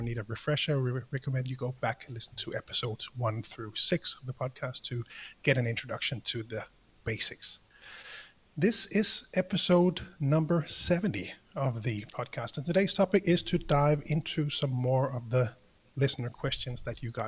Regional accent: Denmark; I'm the guy from Denmark

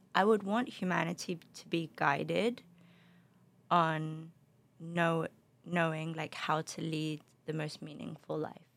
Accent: London, United Kingdom; also born or lived in Spain; now in Los Angeles, United States; my parents are from the Middle East, um, but grew up in London. And I, uh, between London and Spain, actually, my, my dad lived in Spain, so really kind of multicultural

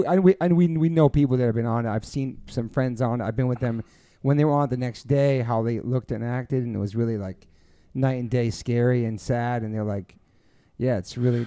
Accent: Taunton, Massachusetts, United States; I was born in Taunton, Massachusetts

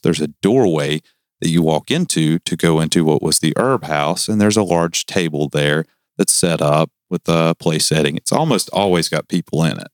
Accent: the South, United States; Don't make fun of my accent. I'm from the South. I can't help it.

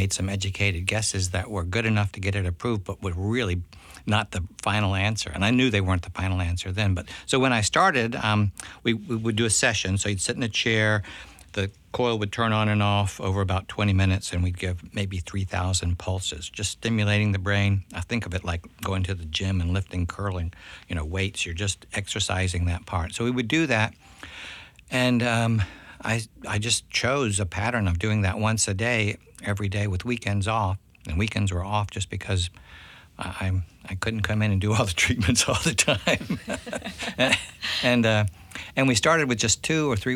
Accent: Columbia, South Carolina, United States; now in Charleston, United States; it's back to my hometown now

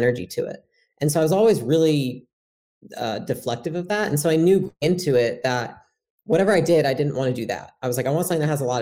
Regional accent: Portage, Michigan, United States; I grew up in Michigan, and it was a small town called Portage, Michigan

